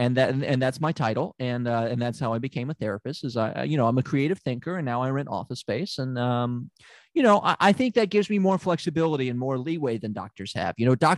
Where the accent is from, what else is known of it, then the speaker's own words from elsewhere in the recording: Memphis, Tennessee, United States; I'm from Memphis. Why is that surprising?